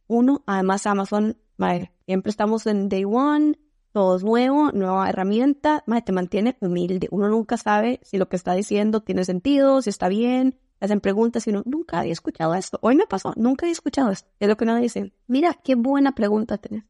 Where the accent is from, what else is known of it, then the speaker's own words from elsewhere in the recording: Costa Rica; first language Spanish; moved away as an adult; also born or lived in Spain; now in Seattle, United States; Vengo de Costa Rica, que múltiples veces confundido por Puerto Rico